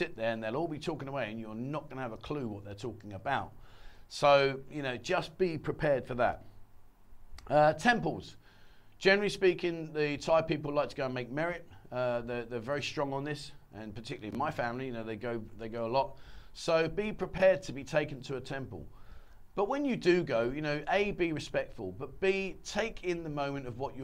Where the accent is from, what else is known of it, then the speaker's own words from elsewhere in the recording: England, United Kingdom; moved away as an adult; now in Pattaya, Thailand; I came from England